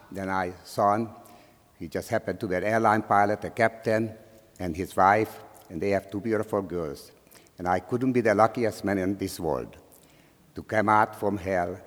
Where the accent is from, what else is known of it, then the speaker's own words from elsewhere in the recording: Slovakia; English is a second language; moved away as an adult; now in United States; I was born in Czechoslovakia, in a small town near the Hungarian border. So we were speaking Czech or Slovak, Slovakia now, and also we were speaking Hungarian.